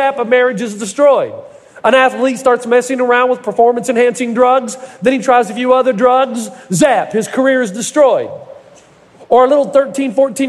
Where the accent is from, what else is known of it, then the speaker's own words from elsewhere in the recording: United States; the Kingsport Mets, which is just adjacent to my hometown